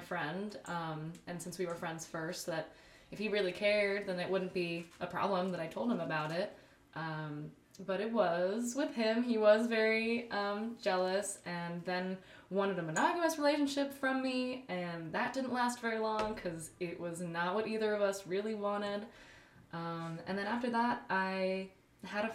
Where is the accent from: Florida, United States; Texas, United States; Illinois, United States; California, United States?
Texas, United States; El Paso; I'm from El Paso, Texas